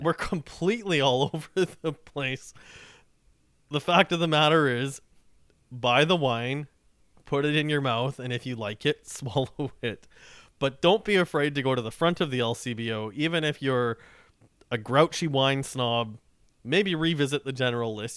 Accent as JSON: {"language": "English", "region": "Saskatchewan", "country": "Canada", "moved": "yes", "lives_now": "Toronto, Canada", "said": "I'm from Saskatchewan"}